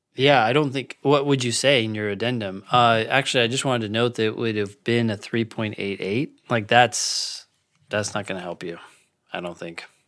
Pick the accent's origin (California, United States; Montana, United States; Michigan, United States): California, United States; moved away as an adult; also born or lived in DC area; now in Washington, D.C. area, United States; I'm from California